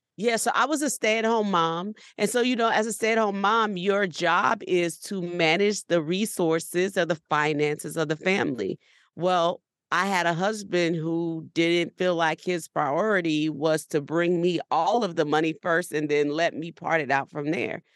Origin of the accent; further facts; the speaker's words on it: New Orleans, Louisiana, United States; We're from New Orleans